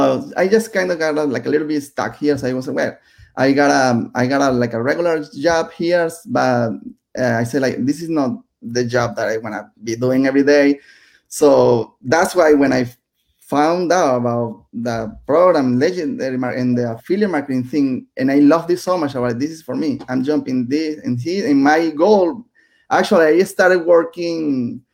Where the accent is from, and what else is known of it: Venezuela; English is a second language; moved away as an adult; also born or lived in Nicaragua; now in United States